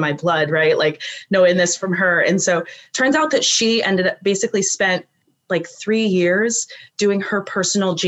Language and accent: English; California, United States; also born or lived in South Lake Tahoe; I'm from California